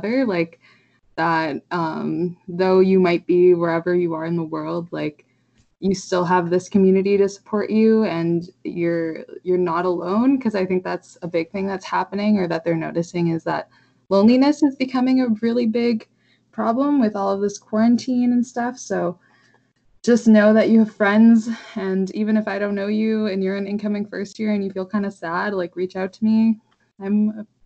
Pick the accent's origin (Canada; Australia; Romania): Canada; Calgary, Alberta; I'm from Calgary, not that far from Vancouver